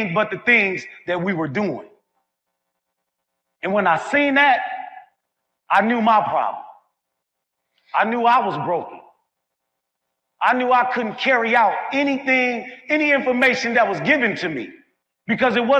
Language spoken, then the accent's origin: English; Milwaukee, Wisconsin, United States; now in Memphis, United States; I have a couple of box trucks running in my hometown of Milwaukee, Wisconsin, and I have a couple running in my new home, Memphis, Tennessee.